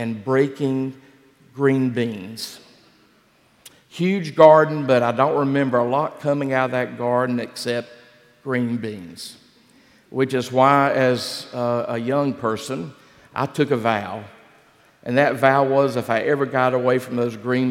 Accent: Gaston County, North Carolina, United States; Gaston County, where I grew up.

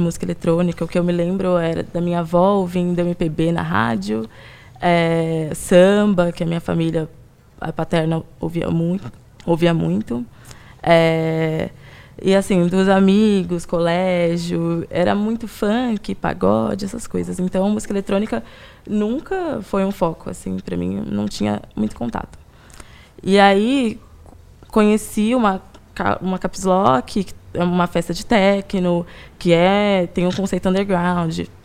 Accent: São Paulo, Brazil; eu sou daqui de São Paulo mesmo, nasci e cresci aqui

